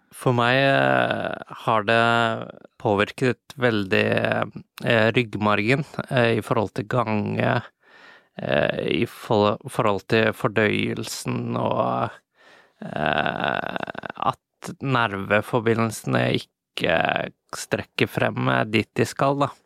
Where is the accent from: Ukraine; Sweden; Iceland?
Iceland; also born or lived in London / Paris / Czech Republic / Japan; now in Norway; Men så er jeg jo opprinnelig fra Island, og jeg eh, bor i Norge